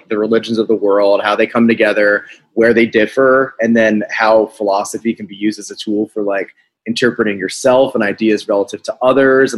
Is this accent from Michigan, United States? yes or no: no; outside of New York, United States; moved away as an adult; now in Philadelphia, United States; I grew up outside of New York